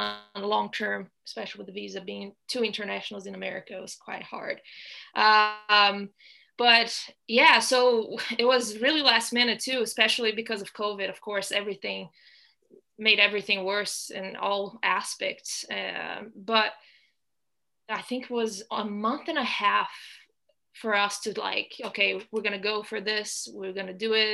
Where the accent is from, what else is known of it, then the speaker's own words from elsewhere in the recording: Brazil; moved away as an adult; also born or lived in Ohio, United States / California, United States / Michigan, United States; now in Orlando, United States; So I'm originally from Brazil. So I actually went to the US in 2010.